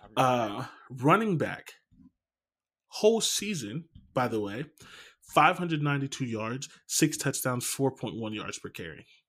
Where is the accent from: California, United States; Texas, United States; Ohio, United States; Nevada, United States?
Ohio, United States; Canton; I'm from Canton. There's nothing there